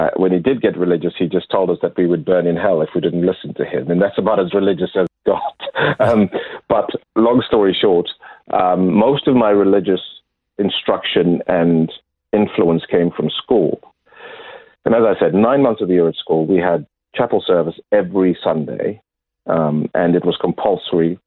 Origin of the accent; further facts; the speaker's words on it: Zimbabwe; moved away as an adult; also born or lived in Lusaka, Zambia / Kenya; now in Adelaide, Australia; I grew up in Zimbabwe